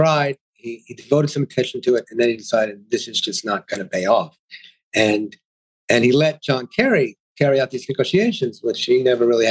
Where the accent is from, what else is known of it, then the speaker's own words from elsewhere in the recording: United States; I'm speaking as the American Jew.